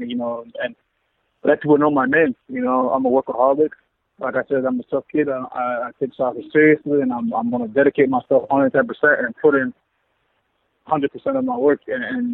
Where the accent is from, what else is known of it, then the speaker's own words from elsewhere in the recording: South Florida, United States; moved away as an adult; now in Vancouver, Canada; I'm from South Florida